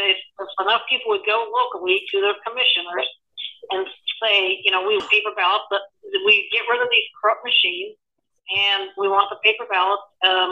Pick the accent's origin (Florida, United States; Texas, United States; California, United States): Florida, United States; Orange County; And I was in Orange County for many years. I was born and raised in Orange County.